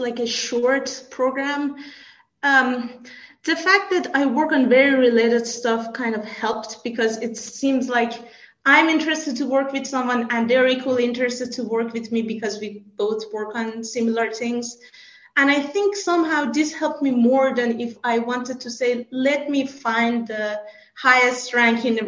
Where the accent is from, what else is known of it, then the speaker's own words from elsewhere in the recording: Iran; moved away as an adult; also born or lived in Canada / France / United States; now in Salzburg, Austria; I grew up in Iran. I moved to Canada for my master's